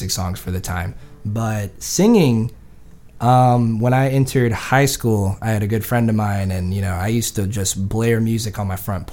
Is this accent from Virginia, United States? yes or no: yes; Sedley, Virginia, United States; also born or lived in Raleigh / Fort Lauderdale; now in Virginia Beach, United States; I come from a real small town in Sedley. It's maybe like, honestly, like 200-300 people